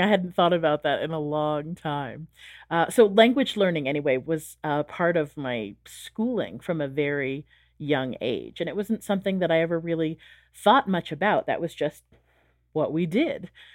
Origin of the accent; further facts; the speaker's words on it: San Diego, California, United States; first language English; moved away; I grew up in San Diego, California